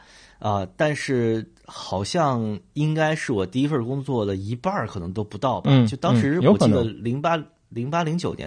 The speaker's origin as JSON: {"language": "Chinese", "region": "Beijing", "country": "China", "said": "就我就是一个典型的。非典型的北京人，"}